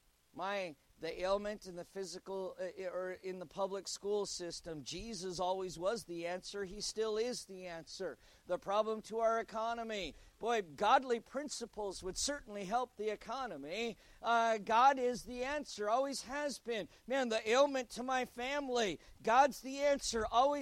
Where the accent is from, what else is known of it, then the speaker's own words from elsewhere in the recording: United States; As an American